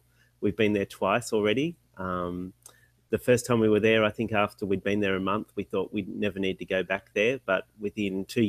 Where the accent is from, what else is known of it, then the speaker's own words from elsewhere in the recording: Sydney, New South Wales, Australia; moved away as an adult; this is …. We're originally from Sydney, Australia. We've been traveling full-time for the last, since May 2016.